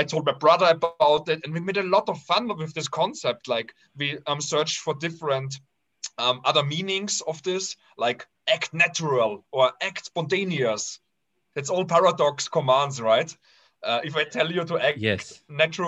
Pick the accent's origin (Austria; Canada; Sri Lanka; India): Austria; I was raised in the Austrian paradise in a very harmonic family